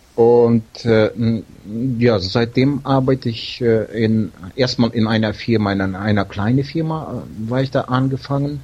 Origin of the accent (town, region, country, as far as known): Siberia, near Novosibirsk, Novosibirsk Oblast, Russia; moved away